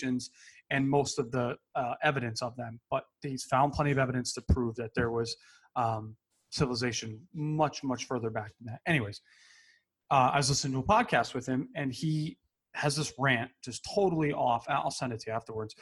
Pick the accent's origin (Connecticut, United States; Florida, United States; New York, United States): Connecticut, United States; you and I grew up in Connecticut.